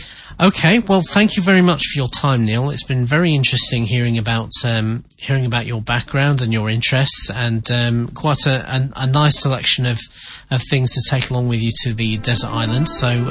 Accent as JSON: {"language": "English", "region": "England", "country": "United Kingdom", "said": "being an Englishman"}